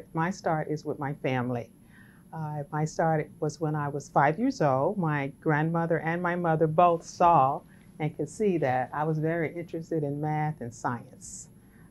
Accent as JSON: {"language": "English", "town": "Baton Rouge", "region": "Louisiana", "country": "United States", "tie": "born or raised there", "moved": "as an adult", "said": "I grew up in Baton Rouge, Louisiana, as a young black female"}